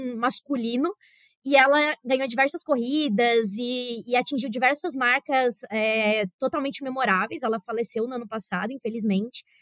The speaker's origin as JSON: {"language": "Portuguese", "country": "Brazil", "moved": "yes", "lives_now": "Russia", "said": "Do Brasil"}